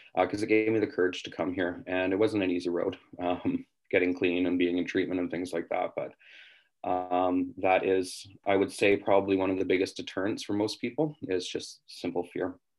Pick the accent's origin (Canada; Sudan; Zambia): Canada; West Kootenays, British Columbia; moved away as an adult; now in Vancouver, Canada; I'm from the West Kootenays, uh, which is about seven hours out of Vancouver